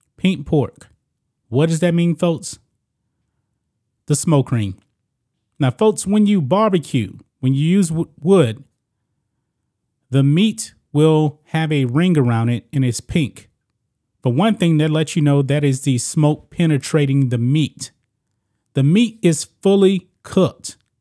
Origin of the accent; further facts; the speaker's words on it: Beaumont, Texas, United States; born and raised in Texas, very close to the Louisiana border